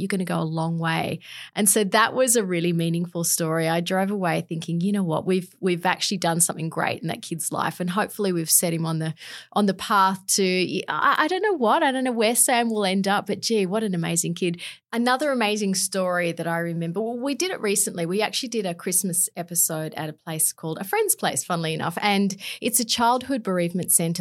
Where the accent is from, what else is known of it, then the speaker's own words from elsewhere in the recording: Canberra, Australian Capital Territory, Australia; also born or lived in London; did all my schooling in Canberra